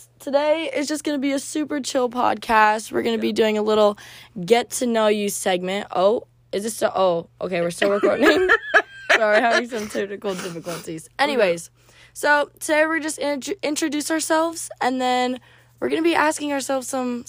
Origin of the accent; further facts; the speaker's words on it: Las Vegas, Nevada, United States; also born or lived in Florida; now in Provo, United States; I'm from Vegas and moved down here to Provo, Utah.